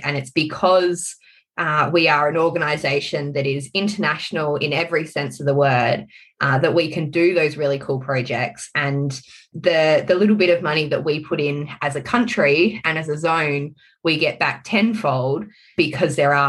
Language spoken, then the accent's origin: English; South Australia, Australia; my home state of South Australia